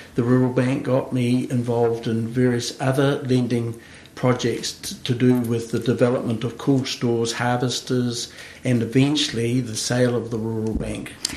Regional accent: central Hawke's Bay, New Zealand; also born or lived in Wellington / Christchurch; while I was born in Wellington, I grew up on the family farm in central Hawke's Bay

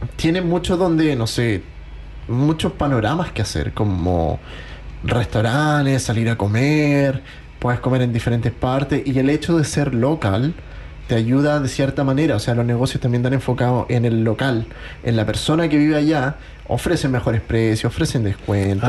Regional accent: Chile; moved away as an adult; also born or lived in Queenstown, New Zealand; now in Christchurch, New Zealand; nosotros somos de Chile

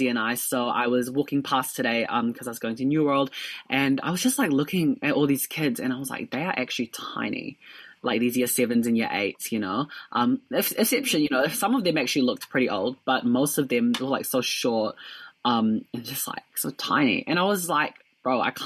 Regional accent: Dunedin, Otago, New Zealand; I'm from Dunedin

